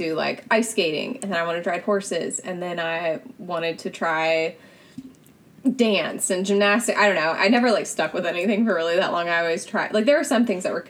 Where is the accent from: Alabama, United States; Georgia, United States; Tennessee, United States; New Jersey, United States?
Tennessee, United States; Franklin; I grew up in Franklin, Tennessee